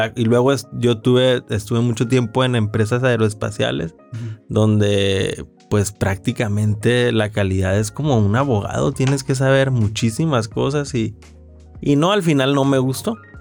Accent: Ciudad Obregón, Sonora, Mexico; soy de Ciudad Obregón, Sonora

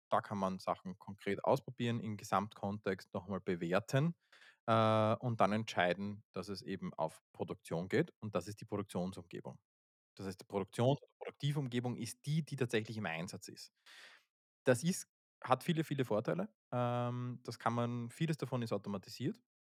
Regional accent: Austria; Wir sind aus Österreich, das hört man ja

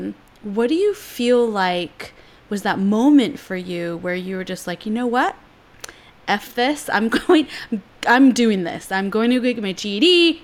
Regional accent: San Francisco, California, United States; now in New York City, United States; when I moved to New York City, you know, I came from San Francisco, all yogi and like love and peace, not hate and war, whatever.

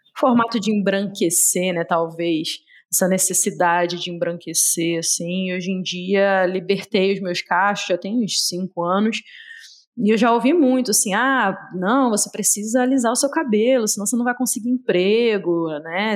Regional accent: Rio de Janeiro, Brazil; now in Belo Horizonte, Brazil; sou carioca, apesar de morar em Belo Horizonte, fugi da minha terrinha

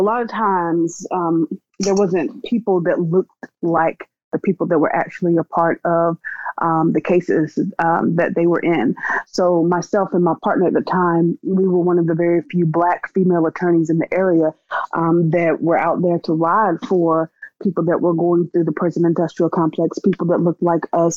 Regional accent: Wilson, North Carolina, United States; I grew up in North Carolina. I was born in North Carolina in a little town called Wide Awake Wilson

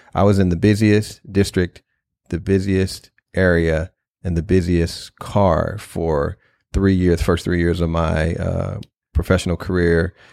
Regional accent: St. Louis, Missouri, United States; I grew up in North Saint Louis

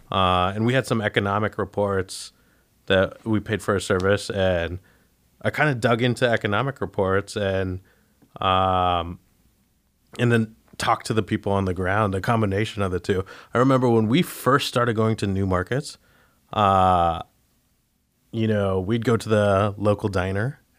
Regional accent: California, United States; you know we come from California where uh, you know parts of Los Angeles start at three percent cash flow

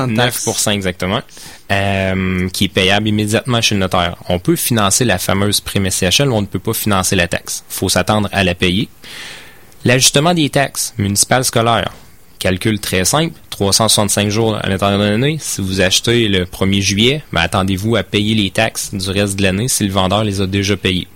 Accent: Beauce, Quebec, Canada; moved away as an adult; moi je viens de la Beauce

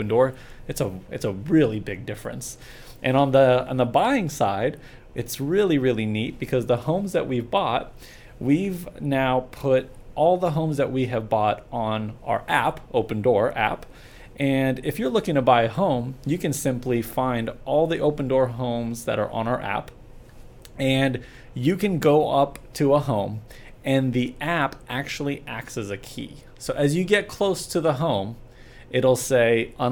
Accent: California, United States; moved away as an adult; also born or lived in Oklahoma / Texas; now in Dallas, United States; I was born in Oklahoma, raised in California, and moved to Texas in 2010

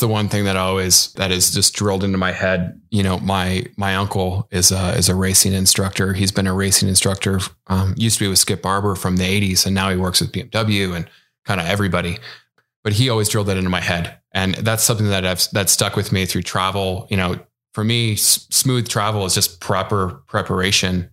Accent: Midwest, United States; moved away; also born or lived in West Coast; I grew up in the Midwest, even though I'm a, an avid West Coaster now.

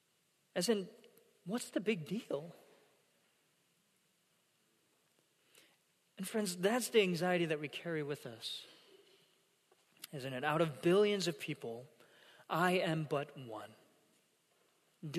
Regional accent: South Korea; first language Korean; English is a second language; moved away; I attended a middle school growing up in South Korea. And it was an international school that was built for, you know, foreign dignitaries and, you know, missionaries and the like and expats

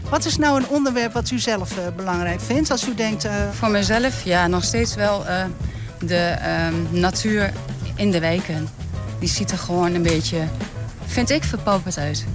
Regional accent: Enschede, Overijssel, Netherlands; we zijn allemaal bewoners van Enschede

